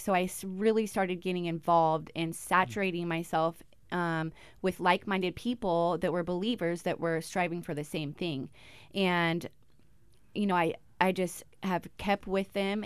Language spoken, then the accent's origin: English; Olympia, Washington, United States; moved away as an adult; now in Alaska, United States; I am from Washington, Olympia, Washington, and I came here in two thousand ten